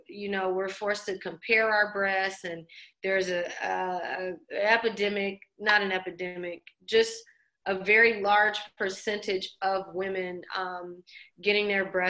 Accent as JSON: {"language": "English", "town": "New Orleans", "region": "Louisiana", "country": "United States", "tie": "born or raised there", "also_born_or_lived": "Los Angeles", "said": "even though I'm born in LA, my family's from New Orleans. So I spent a lot of my childhood growing up in New Orleans"}